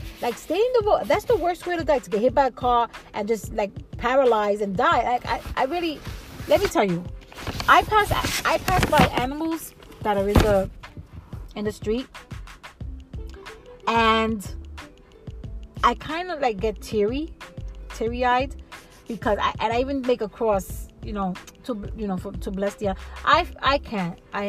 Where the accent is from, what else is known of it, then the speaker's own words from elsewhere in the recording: New York, United States; I find, as a New Yorker, it's kind of weird for me.